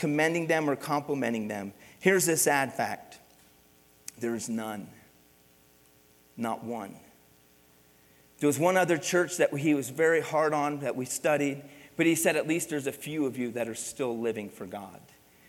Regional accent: Pennsylvania, United States; moved away; Growing up, I grew up in Pennsylvania

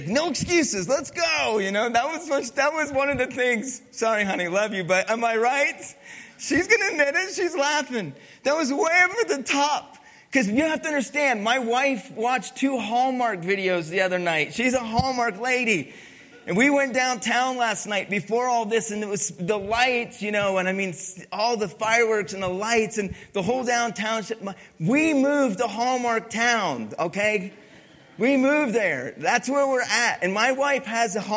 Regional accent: Pennsylvania, United States; moved away; I grew up in Pennsylvania

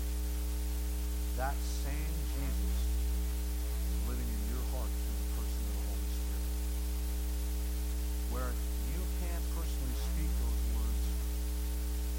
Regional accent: New Jersey, United States; moved away; also born or lived in Massachusetts; I grew up in New Jersey and graduated to Massachusetts.

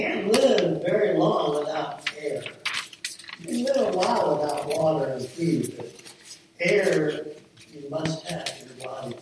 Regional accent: Millersburg, United States; the farm that I grew up on there in Millersburg.

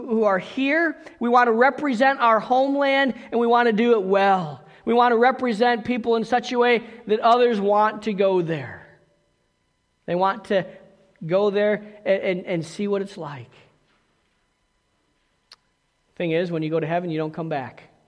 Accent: United States; moved away as an adult; also born or lived in South Africa; we were Americans

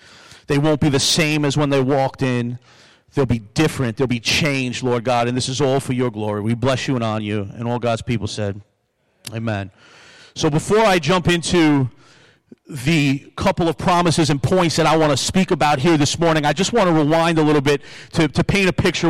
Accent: Long Island, New York, United States; now in Buffalo, United States; I came to Buffalo from Long Island, but I love Buffalo.

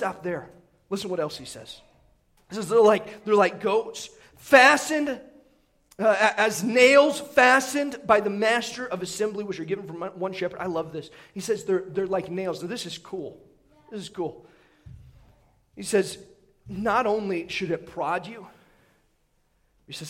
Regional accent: Indiana, United States; moved away; where I grew up in Indiana

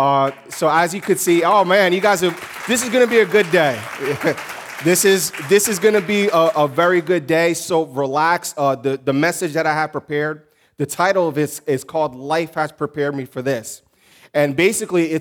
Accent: Newark, New Jersey, United States; moved away as an adult; now in Mozambique; we grew up in urban ministry. We came up from Newark, New Jersey

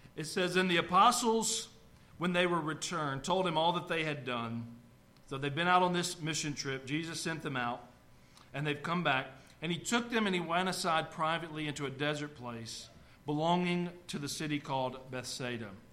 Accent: North Georgia mountains, United States; now in Tennessee, United States; I grew up in the North Georgia mountains.

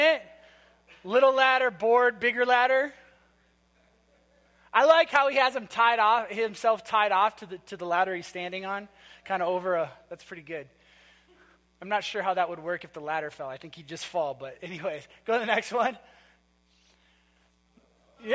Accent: Minnesota, United States; moved away; we were from Minnesota. And so we got married in a tiny little town in Minnesota

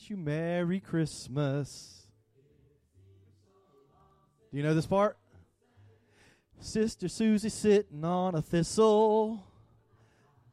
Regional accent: the South, United States; I'm from the South

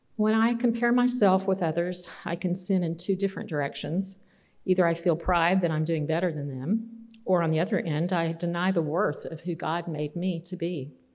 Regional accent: Austin and San Angelo, Texas, United States; growing up in Austin and San Angelo, Texas

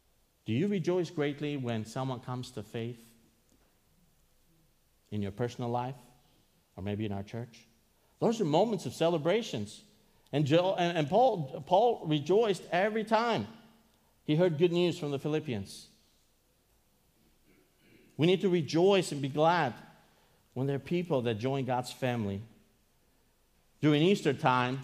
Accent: Greece; I am from Greece

